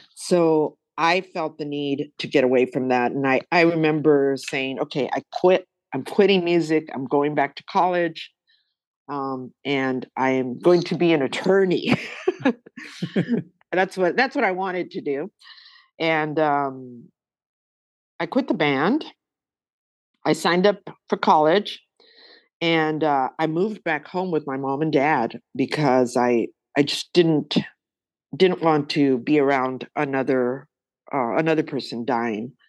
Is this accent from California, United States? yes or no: yes; Los Angeles, California, United States; growing up in East